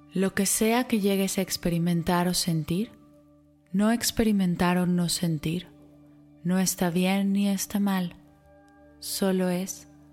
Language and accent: Spanish; Mexico; para los mexicanos, una fecha por la que mundialmente somos reconocidos